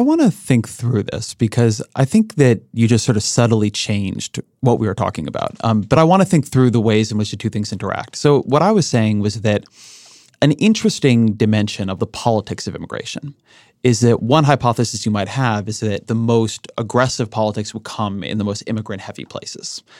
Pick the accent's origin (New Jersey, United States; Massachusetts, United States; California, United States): California, United States; Orange County; I grew up in Orange County. Orange County, California, has a lot of immigration.